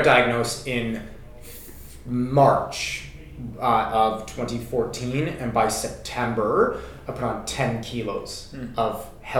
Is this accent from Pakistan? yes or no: no; Canada; moved away as an adult; I came over from Canada, like I said, about 5 years ago to start my PhD.